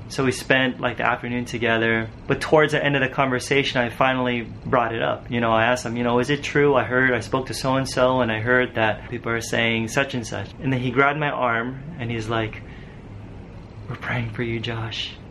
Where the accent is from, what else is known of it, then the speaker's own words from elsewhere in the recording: Los Angeles, California, United States; I wanted her to see where I grew up back in Cali and LA and get to know my family